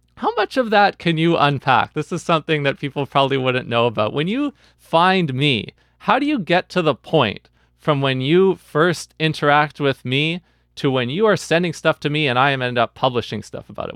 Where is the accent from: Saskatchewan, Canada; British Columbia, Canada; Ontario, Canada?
British Columbia, Canada; Vancouver; I was away from the Vancouver jazz community that I had grown up in for several years until COVID